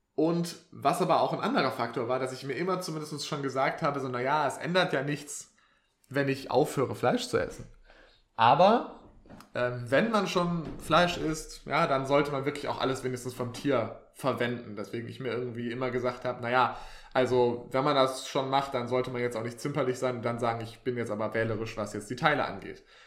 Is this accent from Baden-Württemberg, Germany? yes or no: yes; Swabia, Baden-Württemberg, Germany; moved away; ich bin ja eigentlich äh, aus dem Schwabenland